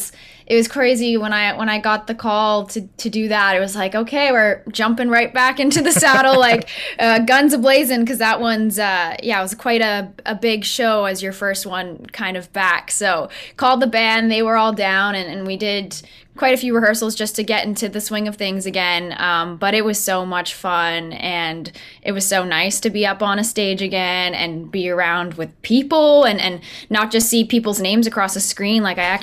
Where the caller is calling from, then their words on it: St. Albert, Alberta, Canada; I'm calling from the basement of my house in St. Albert.